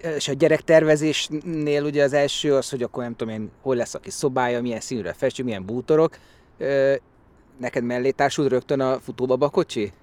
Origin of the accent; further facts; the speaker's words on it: Budapest, Hungary; én itt nőttem föl, itt voltam gyerek a Tabánban